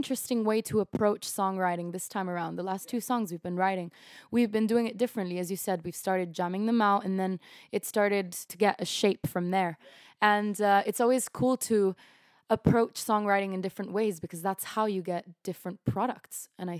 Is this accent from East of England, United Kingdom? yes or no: yes; East of England, United Kingdom; I'm from Essex.